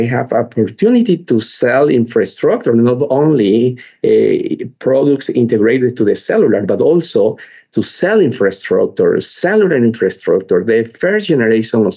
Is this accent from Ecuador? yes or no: yes; Ecuador; I am from Ecuador